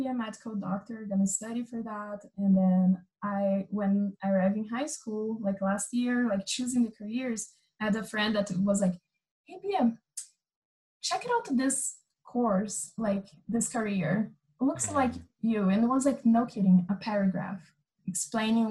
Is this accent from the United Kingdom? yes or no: no; Amazon, Brazil; since I was like really young, I grew up like in the Amazon